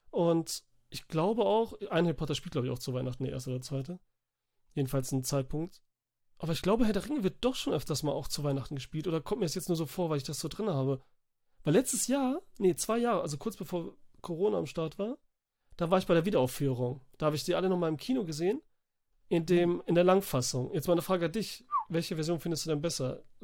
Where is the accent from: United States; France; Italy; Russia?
Italy; Wo ich als Italiener natürlich sagte, nee.